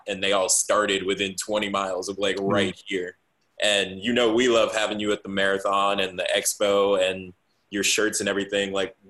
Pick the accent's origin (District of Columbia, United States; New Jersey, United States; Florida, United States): New Jersey, United States; now in Charlotte, United States; I'm from Jersey